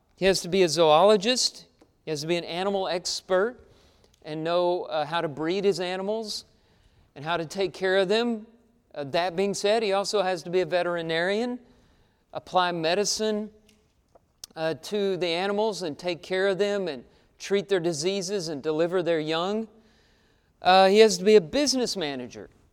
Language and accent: English; Texas, United States; Growing up in Texas, uh, everything around me was a wheat field or a cattle ranch